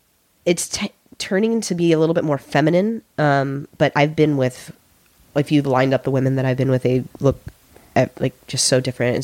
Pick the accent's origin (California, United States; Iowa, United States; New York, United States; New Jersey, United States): California, United States; I grew up in California.